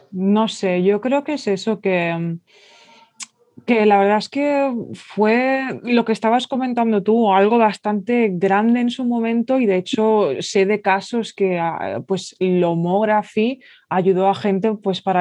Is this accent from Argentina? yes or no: no; Mallorca, Balearic Islands, Spain